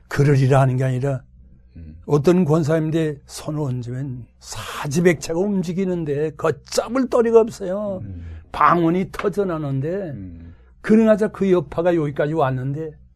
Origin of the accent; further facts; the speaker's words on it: Hwanghae, North Korea; moved away as an adult; also born or lived in Jinnampo / Pyongyang / Daegu; now in Seoul, South Korea; 내가 황해도 고향에 있을 때